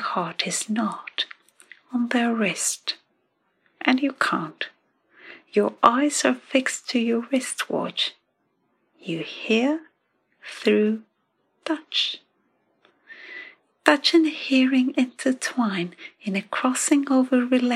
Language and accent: English; Athens, Attica, Greece; now in London, United Kingdom; I come from Athens.